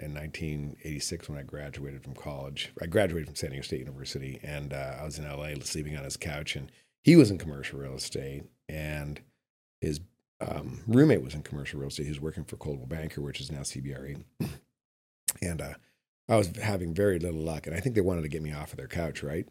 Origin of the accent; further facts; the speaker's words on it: Calgary, Alberta, Canada; also born or lived in Los Angeles / Bay Area; now in Carmel Valley, United States; I grew up in Calgary, Alberta